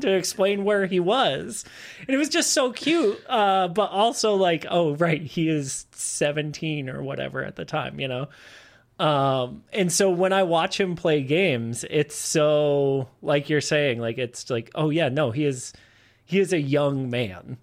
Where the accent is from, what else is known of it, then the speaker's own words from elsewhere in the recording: Massachusetts, United States; moved away as an adult; now in Austin, United States; I'm from Massachusetts. I moved down here to Austin in 2013